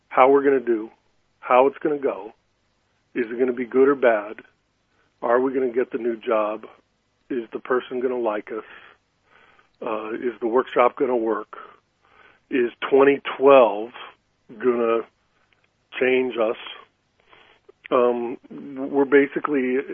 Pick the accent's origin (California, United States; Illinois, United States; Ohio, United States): California, United States; I grew up in California, and then I was in San Francisco when I started my career